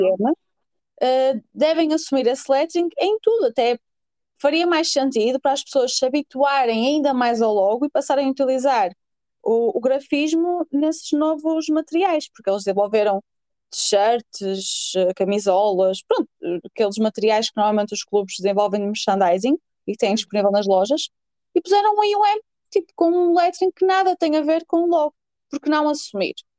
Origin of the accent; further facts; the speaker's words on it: Norte, Portugal; accent: northern; o meu sotaque, pessoal, é assim, eu sou nortenha, 100% orgulhosa disso